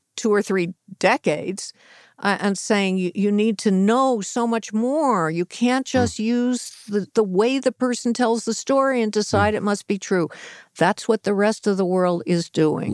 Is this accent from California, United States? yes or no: yes; Los Angeles, California, United States; the L.A. Times, my hometown mm-hmm. newspaper